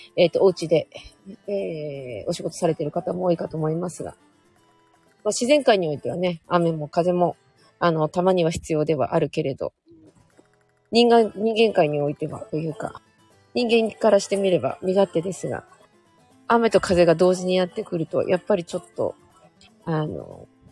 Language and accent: Japanese; Hokkaido, Japan; 私北海道出身なんですけど